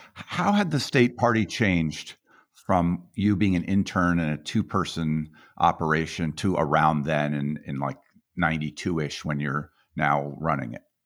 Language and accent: English; Colorado, United States; I was from Colorado